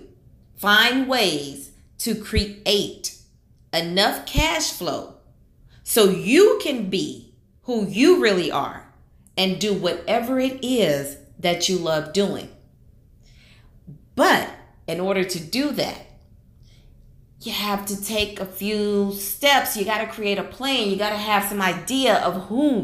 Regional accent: Houston, Texas, United States; I live in Houston, Texas. That's where I'm from. I was born and raised in Houston, Texas

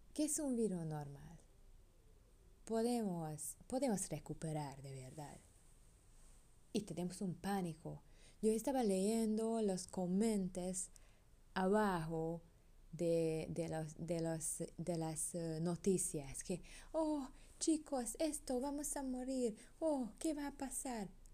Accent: Hungary; Spanish is a second language; now in Panama; soy europeo, soy húngara.

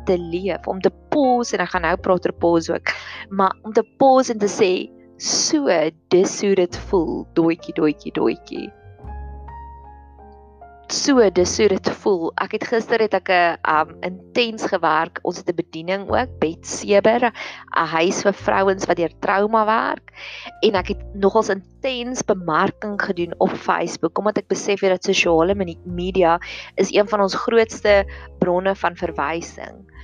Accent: Welkom, Free State, South Africa; ek het in Welkom groot geword en ek weet dat daar daar's 'n fulstasie wat presies halfpad is tussen Pretoria en Welkom as ek gaan kuier het.

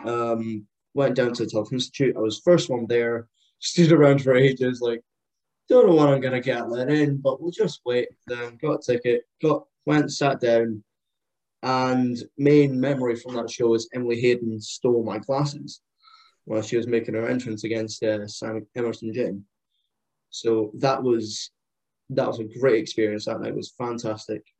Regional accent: Scotland, United Kingdom; born or raised there; also born or lived in Liverpool; now in Perth, United Kingdom

